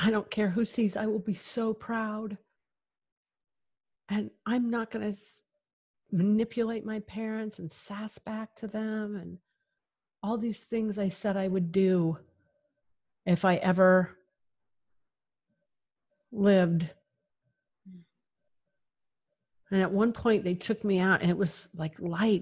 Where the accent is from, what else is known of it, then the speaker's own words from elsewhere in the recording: near Rye, Colorado, United States; moved away; I'm like from like 20 minutes from there. I'm like from literally the middle of nowhere on the Santa Isabel National Forest